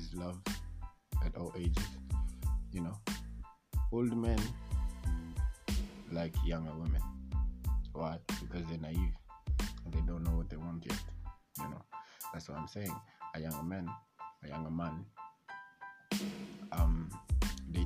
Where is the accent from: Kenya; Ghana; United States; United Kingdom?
Kenya; I'm from Kenya